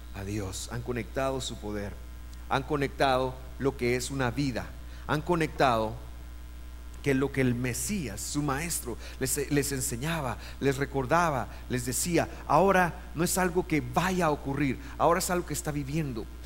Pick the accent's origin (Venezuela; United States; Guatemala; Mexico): Guatemala; Guatemala City, Guatemala Department; yo nací en Guate